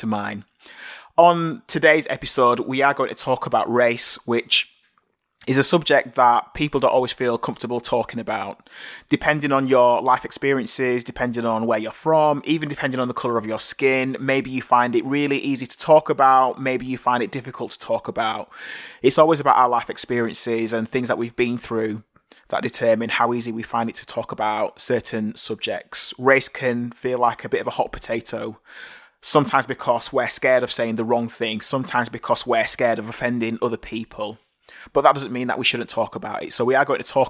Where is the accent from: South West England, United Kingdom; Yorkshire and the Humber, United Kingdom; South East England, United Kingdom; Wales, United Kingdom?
Yorkshire and the Humber, United Kingdom; Bradford; I was born here in Bradford, St. Luke's Hospital, in 1981